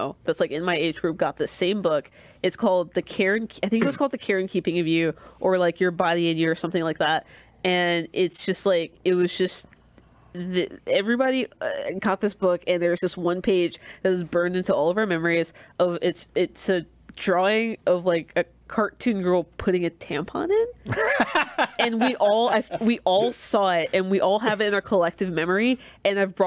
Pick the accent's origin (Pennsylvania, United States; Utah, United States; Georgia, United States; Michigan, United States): Georgia, United States; I'm from Georgia